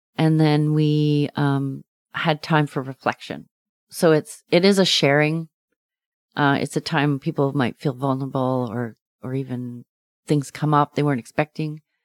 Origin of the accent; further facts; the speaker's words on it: Windermere, British Columbia, Canada; I grew up in Windermere, and there was a lake, Lake Windermere